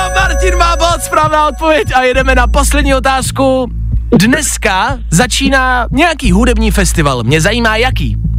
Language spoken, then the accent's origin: Czech; Czechia